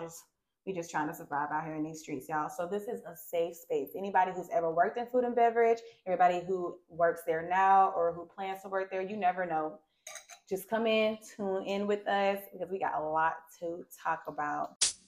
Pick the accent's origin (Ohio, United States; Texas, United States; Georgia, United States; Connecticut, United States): Georgia, United States; Savannah; I'm from Savannah, Georgia. So I grew up with a family where we kind of just got together